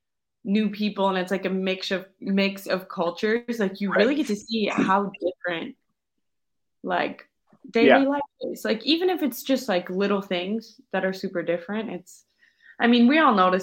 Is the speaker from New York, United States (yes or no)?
no; Minnesota, United States; accent: American; moved away as an adult; now in Parma, Italy; growing up in Minnesota, we're close to Canada